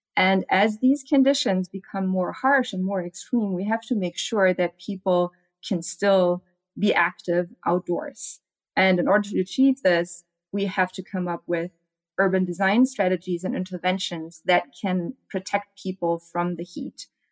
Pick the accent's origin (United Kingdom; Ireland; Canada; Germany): Germany; now in Arizona, United States; I'm from Germany